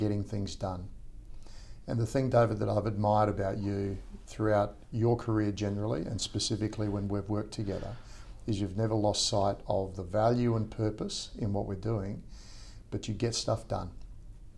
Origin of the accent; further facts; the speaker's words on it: Perth, Western Australia, Australia; moved away as an adult; also born or lived in Sydney; I'm from Perth originally